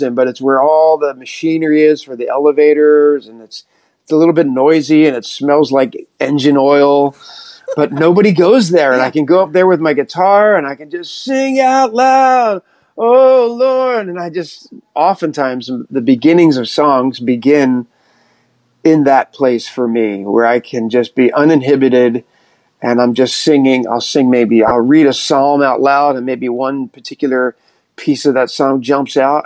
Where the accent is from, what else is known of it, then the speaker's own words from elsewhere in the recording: outside Philadelphia, New Jersey, United States; moved away as an adult; also born or lived in Texas; now in New York City, United States; we grew up right outside of Philadelphia in Jersey